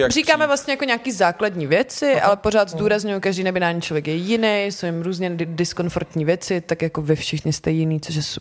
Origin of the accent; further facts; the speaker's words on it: Slovácko, Czechia; protože jak jsem ze Slovácka, že vlastně folklor je hodně kvír